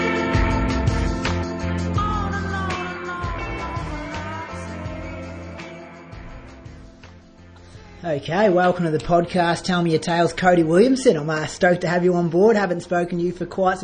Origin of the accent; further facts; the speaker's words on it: Bendigo, Victoria, Australia; I grew up with him in Bendigo